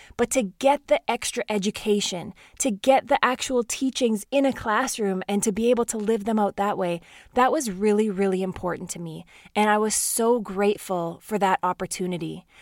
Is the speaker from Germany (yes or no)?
no; Saskatchewan, Canada; I grew up in Saskatchewan, Canada, in a small town with an incredible family.